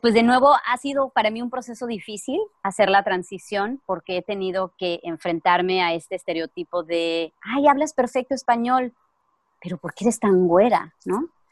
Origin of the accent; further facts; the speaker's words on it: Mexico; first language Spanish; moved away as an adult; now in United States; soy mexicana.